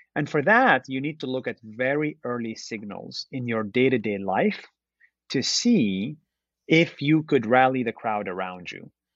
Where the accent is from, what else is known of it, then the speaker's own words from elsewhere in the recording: Israel; moved away as an adult; now in United States; I was born and raised in Israel. Uh, I'm Palestinian Israeli